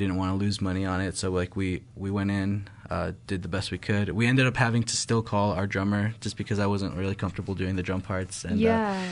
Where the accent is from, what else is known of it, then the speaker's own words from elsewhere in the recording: Thornton, Colorado, United States; We're from Thornton originally